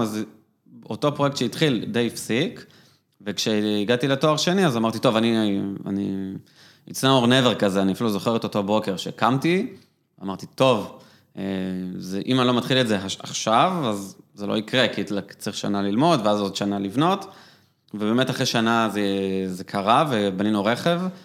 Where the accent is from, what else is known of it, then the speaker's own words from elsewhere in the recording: Israel; גדלתי במושב